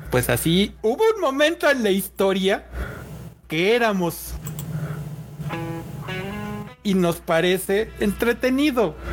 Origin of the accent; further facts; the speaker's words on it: Mexico; a nosotros como mexicanos si algo nos caracteriza es que nos encanta el holgorio.